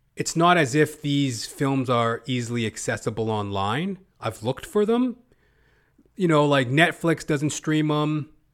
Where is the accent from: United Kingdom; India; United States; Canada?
Canada; Western Canada; accent: Western Canadian